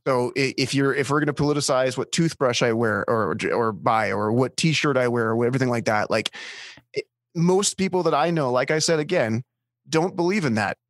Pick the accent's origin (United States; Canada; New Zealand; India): Canada; I'm Canadian.